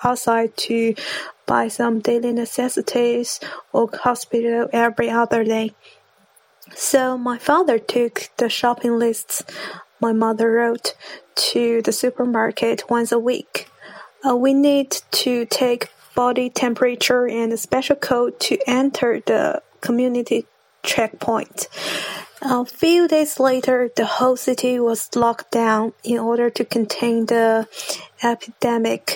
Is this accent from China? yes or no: yes; Zhejiang, China; English is a second language; I'm from Zhejiang, China.